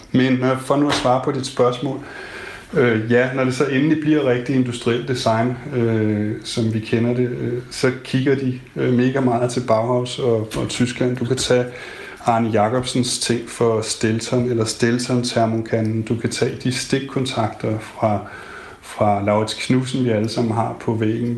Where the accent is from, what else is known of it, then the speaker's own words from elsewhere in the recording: Denmark; som dansker